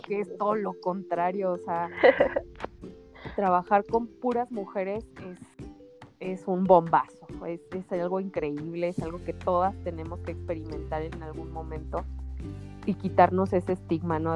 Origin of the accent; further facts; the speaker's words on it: Guanajuato, Mexico; yo soy de Guanajuato